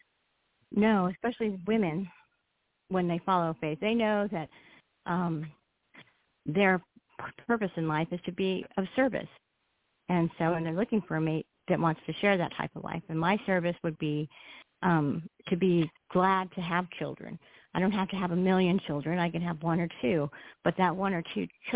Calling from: Ontario, California, United States; calling from California, Southern California

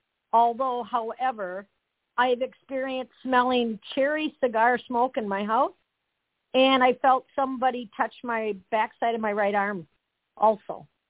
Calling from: Wisconsin, United States; … from Wisconsin.

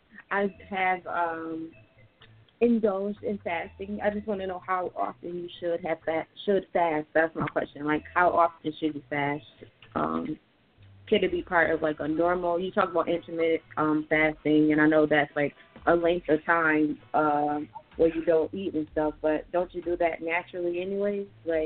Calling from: Niagara Falls, New York, United States; … from Niagara Falls, New York.

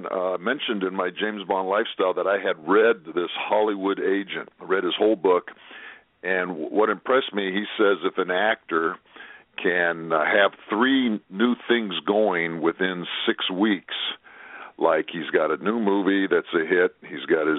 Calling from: Japan; I'm calling in from Japan, you only live twice line, land, I should say, only live twice land.

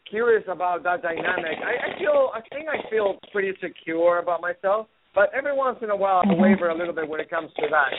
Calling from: Seattle, Washington, United States; Hey, hello, Phyllis. … from Seattle.

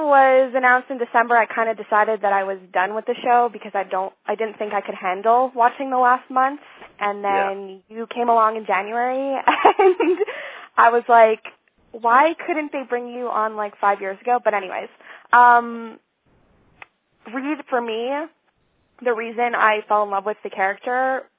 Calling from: Montreal, Quebec, Canada; I'm calling from Montreal.

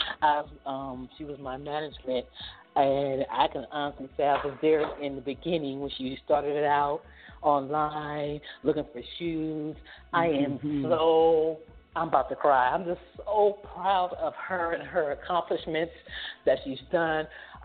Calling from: Atlanta, Georgia, United States; I'm calling from Atlanta, Georgia.

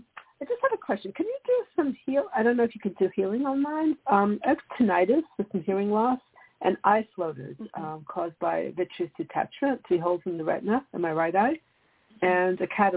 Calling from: New York, United States; calling from New York.

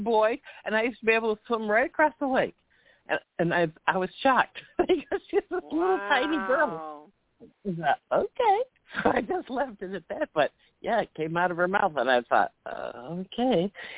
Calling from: Chicago, Illinois, United States; from Chicago.

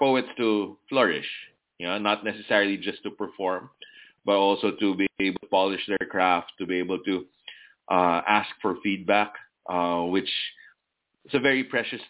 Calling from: Manila, Metro Manila, Philippines; From Manila.

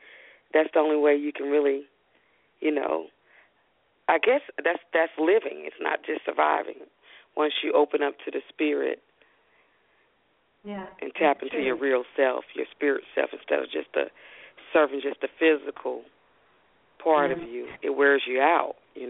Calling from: Arlington, Texas, United States; Arlington, Texas.

